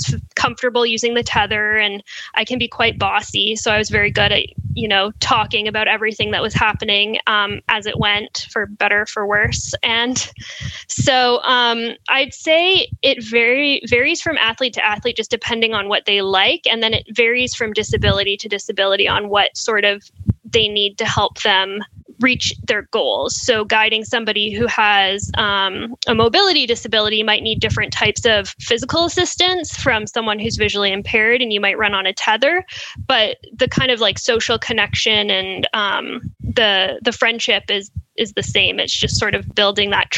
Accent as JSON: {"language": "English", "region": "West Coast", "country": "United States", "moved": "yes", "lives_now": "New York, United States", "said": "I'm from the West Coast"}